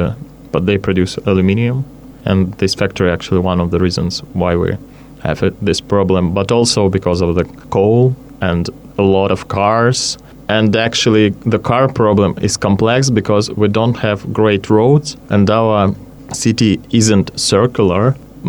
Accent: Krasnoyarsk, Krasnoyarsk Krai, Russia; moved away

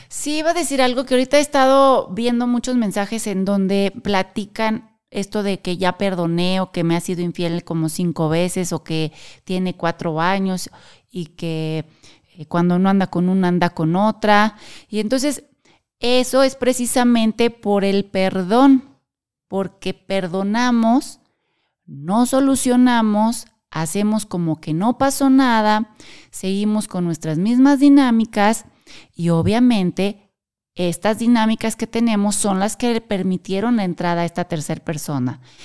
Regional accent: Querétaro, Mexico; Nosotros somos de México y específicamente de la ciudad de Querétaro

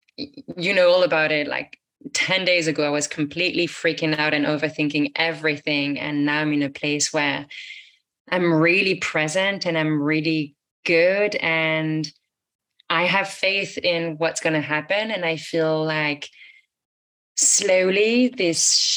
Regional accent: France; moved away; also born or lived in United States; I moved out of the US back to my home country in France for a bit.

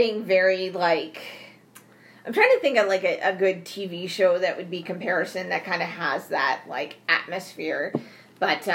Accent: northern Vermont, United States; now in Texas, United States; I grew up in northern Vermont

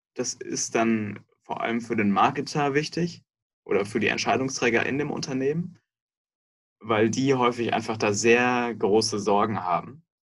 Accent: Munich, Bavaria, Germany; moved away as an adult; now in Berlin, Germany; Davor bin ich in München aufgewachsen

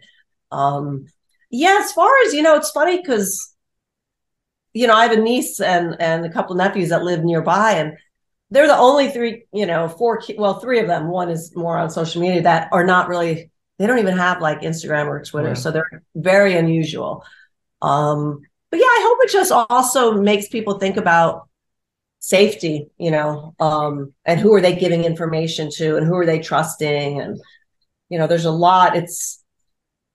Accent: New York City, New York, United States; also born or lived in New Paltz; I'm a New Yorker, born and raised New York City gal

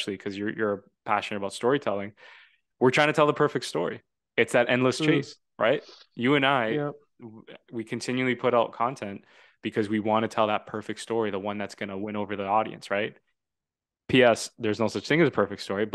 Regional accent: Toronto, Ontario, Canada; he's from Toronto, which is where I'm from

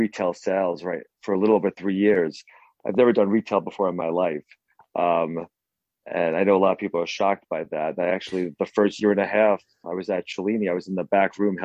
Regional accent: New York, United States; I'm from New York

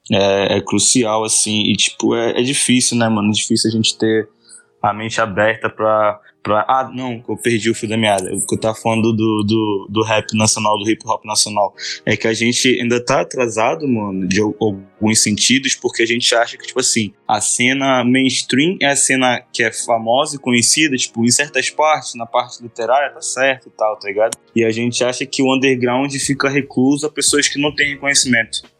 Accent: Manaus, Amazonas, Brazil; O que eu fui criado em Manaus, saca? Eu fui criado no Amazonas, no norte.

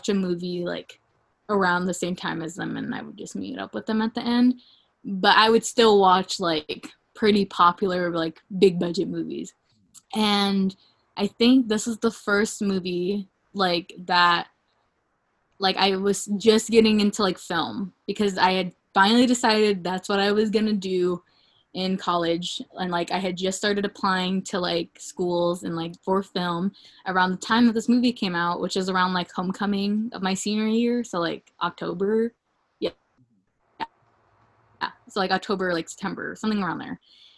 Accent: the South, United States; I grew up in the South, Liv.

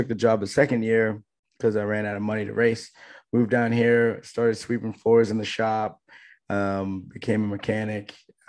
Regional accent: Vermont, United States; because I'm from Vermont, so that's a home track for me.

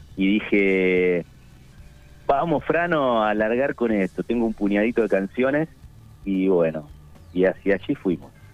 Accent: Avellaneda, Buenos Aires Province, Argentina; also born or lived in Quilmes; yo soy del conurbano bonaerense, nací en Avellaneda, eh, va en Quilmes en realidad, viví en Avellaneda toda mi vida

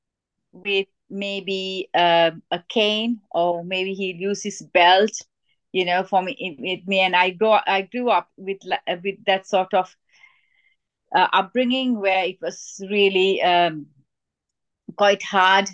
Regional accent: Sri Lanka; I was born in Sri Lanka, and I was brought up in a very strict Asian family

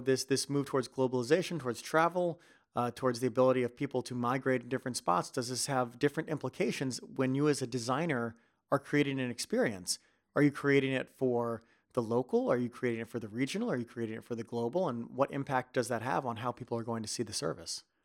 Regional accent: United States; moved away as an adult; now in Netherlands; being an American and moving over to Netherlands

